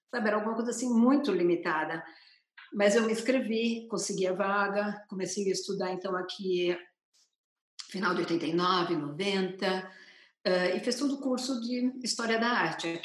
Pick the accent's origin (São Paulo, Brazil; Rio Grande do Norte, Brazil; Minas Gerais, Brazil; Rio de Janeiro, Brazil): São Paulo, Brazil; moved away as an adult; now in Berlin, Germany; eu sou de São Paulo